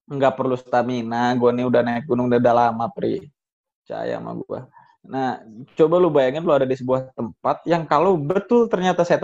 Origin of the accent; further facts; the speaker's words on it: Bogor, West Java, Indonesia; Gue pri, gue sebagai orang Bogor, ini gue pribadi sebagai orang Bogor ya. Gue di Bogor, di rumah gue khususnya ya